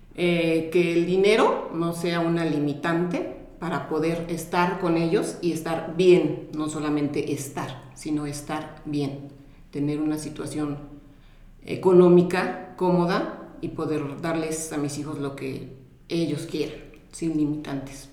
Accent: Mexico; soy de México

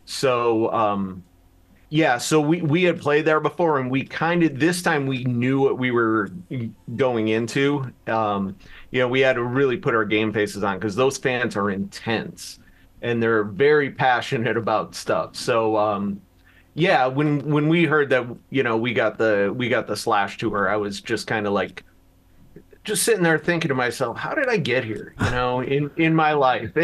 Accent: Chicago, Illinois, United States; now in Las Vegas, United States; I'm originally from Chicago

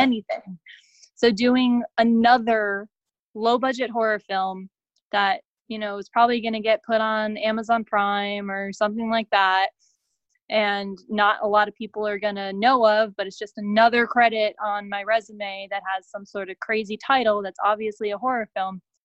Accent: Connecticut, United States; moved away as an adult; also born or lived in Boston, Massachusetts; now in Los Angeles, United States; I'm from Connecticut originally

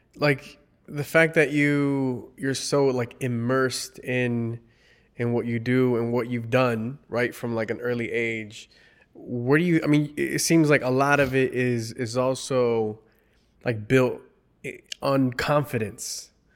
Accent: United States; I'm Mexican American

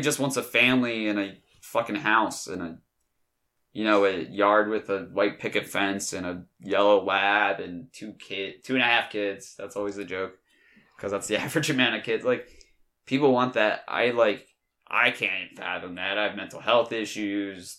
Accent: Delaware, United States; I'm from Delaware

